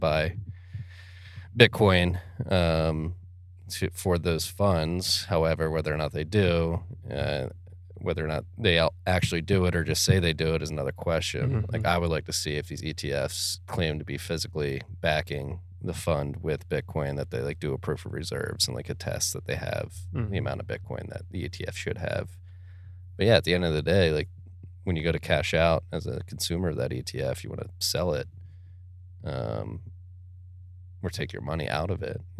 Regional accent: Philadelphia, Pennsylvania, United States; I'm from Philadelphia

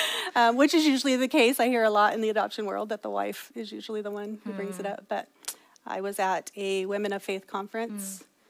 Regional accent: Kerman, California, United States; also born or lived in Tranquillity, California; I grew up in Tranquility.

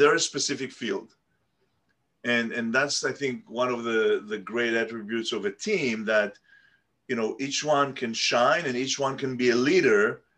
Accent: Tel Aviv, Tel Aviv District, Israel; I was born in Tel Aviv and grew up in Tel Aviv

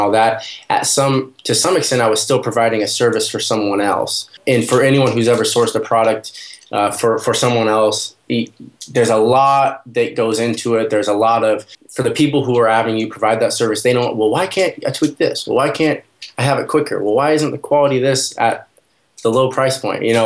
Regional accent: the Northwest, Pacific Northwest, United States; I'm from the Northwest in the United States

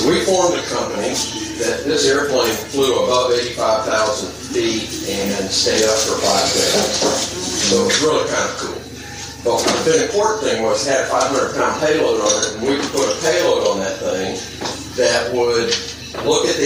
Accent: Mississippi, United States; moved away as an adult; I grew up in Mississippi, got in a lot of trouble down there

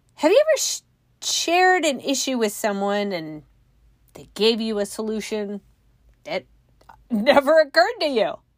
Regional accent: Northern California, United States; now in Midwest, United States; I grew up in Northern California

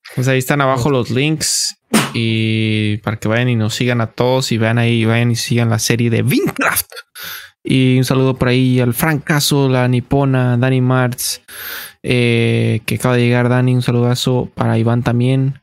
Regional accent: Mexico; nos la damos como mexicanos

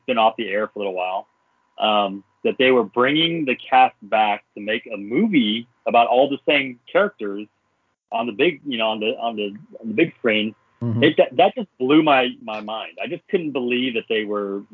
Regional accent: Dallas, Texas, United States; I grew up in Dallas, the Dallas, Texas area.

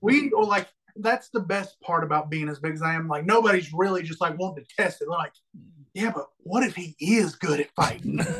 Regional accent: Alabama, United States; I'm from Alabama

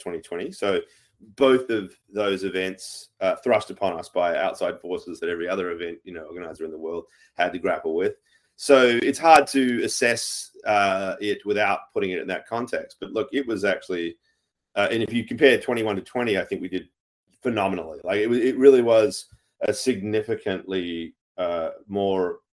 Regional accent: Australia; I'm an Aussie of Irish descent

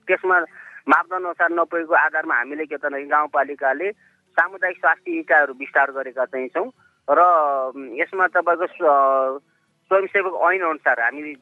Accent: Bhume Rural Municipality, Rukum East, Lumbini Province, Nepal; मेरो गाउँमा म अहिले उनपचास वर्ष भएँ मेरो गाउँमा थर्ड ब्यासमा एसएलसी दिने व्यक्ति म हुँ

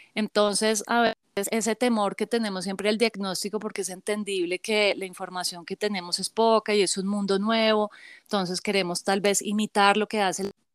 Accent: Bogotá, Colombia; yo soy de Bogotá, Colombia

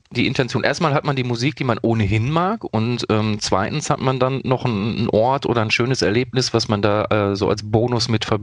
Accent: Dortmund, North Rhine-Westphalia, Germany; Also ich komme ja aus Dortmund, das ist, glaube ich, hinlänglich bekannt für die Leute, die mich kennen.

